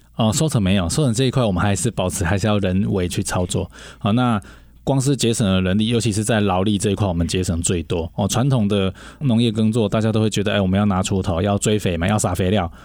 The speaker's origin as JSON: {"language": "Chinese", "town": "Shuilin", "region": "Yunlin County", "country": "Taiwan", "tie": "born or raised there", "moved": "as an adult", "said": "从小就在乡下长大"}